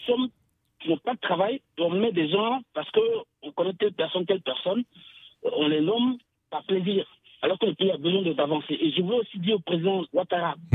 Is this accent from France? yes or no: no; Côte d’Ivoire; je viens de la Côte d'Ivoire